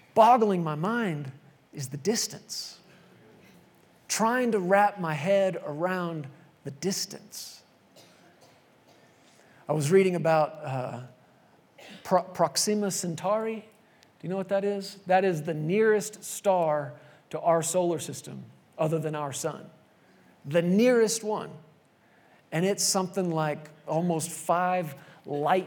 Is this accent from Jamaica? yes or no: no; Texas, United States; born or raised there; moved away as an adult